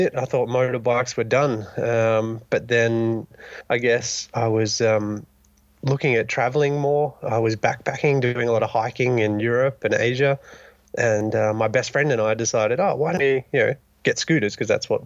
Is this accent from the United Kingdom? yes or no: no; Dunsborough, Western Australia, Australia; now in Revelstoke, Canada; I'm originally from Dunsborough, Western Australia, just a little town down in the southern coast.